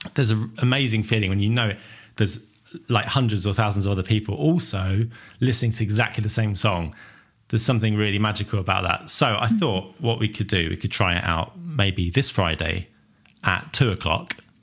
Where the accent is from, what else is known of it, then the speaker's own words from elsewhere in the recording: Southend-on-Sea, East of England, United Kingdom; I'm from Southend